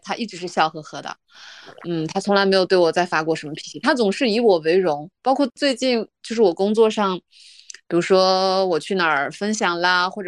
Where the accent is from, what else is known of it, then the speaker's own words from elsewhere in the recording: Ordos, Inner Mongolia, China; 我们是我是独生女，我们家在内蒙古鄂尔多斯。呃，从小在一个小镇上长大。